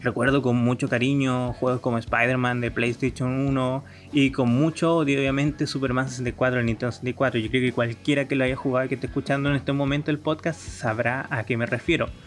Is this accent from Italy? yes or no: no; Chile; yo soy chileno